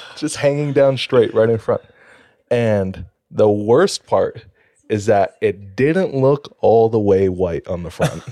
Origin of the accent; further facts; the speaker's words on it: Hawaii, United States; now in Utah, United States; I'm from Hawaii